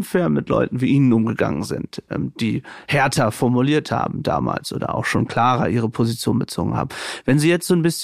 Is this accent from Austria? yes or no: no; Syria; Also ja, als Syrer mit einem syrischen Background ähm, fand ich das ähm, wirklich toll, muss ich sagen